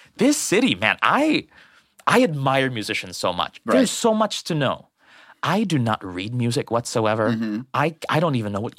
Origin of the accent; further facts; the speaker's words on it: Philippines; moved away; so I grew up in the Philippines.